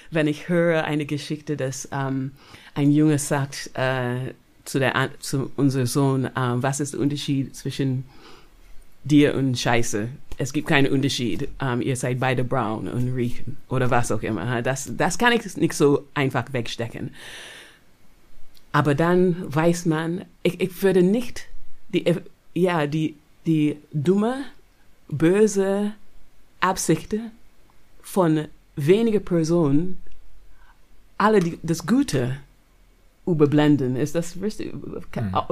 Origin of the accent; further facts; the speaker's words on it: Barbados; German is a second language; Weißt du, ich bin aufgewachsen auf Barbados. Das hat 90 Prozent schwarze Leute.